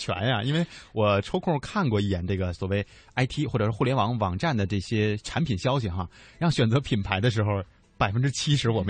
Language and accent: Chinese; China; 因为什么？我们是中国人嘛。